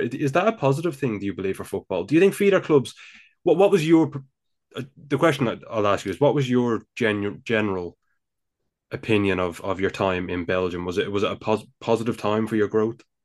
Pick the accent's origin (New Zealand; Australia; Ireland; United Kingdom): Ireland; Dublin, Leinster; accent: Dublin; I live here, of course, in the Republic of Ireland. I'm sure you could tell by now by my, my Dublin accent.